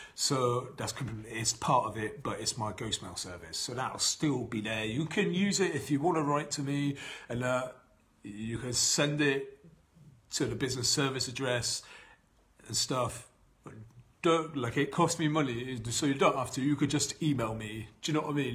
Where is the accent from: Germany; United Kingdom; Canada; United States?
United Kingdom; Bath, South West England; here in my hometown, this is where I was born and raised in Bath. I've been here all my life.